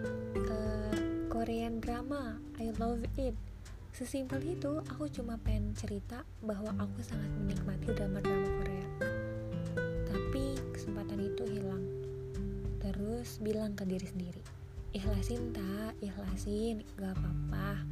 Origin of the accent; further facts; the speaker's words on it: Indonesia; saya dari Indonesia